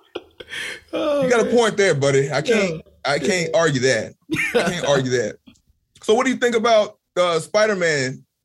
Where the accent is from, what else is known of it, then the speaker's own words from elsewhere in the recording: Arkansas, United States; I'm from Arkansas, and I was screaming out West Side.